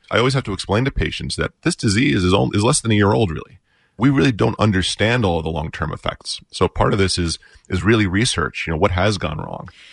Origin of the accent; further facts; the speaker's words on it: New York, United States; now in Park Ridge, United States; I was a volunteer firefighter in my hometown of New York